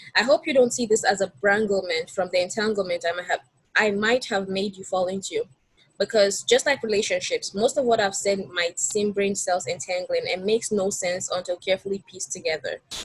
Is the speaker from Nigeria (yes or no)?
yes; Nigeria; moved away as an adult; now in United States; I'm originally from Nigeria, um, so yeah, I'm an international student